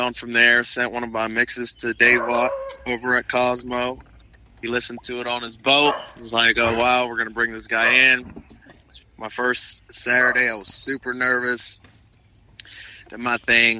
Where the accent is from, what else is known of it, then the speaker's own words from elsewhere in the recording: Alexandria, Virginia, United States; moved away as an adult; also born or lived in Sierra Leone / West Liberty, West Virginia; I'm from Sierra Leone, which is a country in West Africa, but I was born in Alexandria, Virginia. I went to school there.